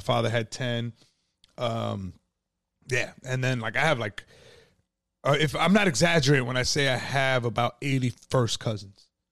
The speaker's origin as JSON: {"language": "English", "town": "Yonkers", "region": "New York", "country": "United States", "tie": "born or raised there", "said": "I was born and raised in Yonkers"}